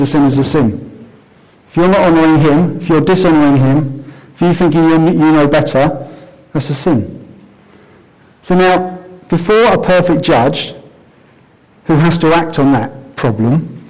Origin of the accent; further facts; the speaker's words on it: Croydon, London, United Kingdom; I grew up in Croydon